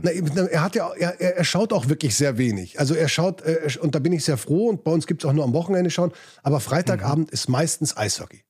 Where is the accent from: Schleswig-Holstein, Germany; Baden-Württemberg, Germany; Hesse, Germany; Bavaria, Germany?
Bavaria, Germany; Munich; also born or lived in England / Spain; Ich bin in München aufgewachsen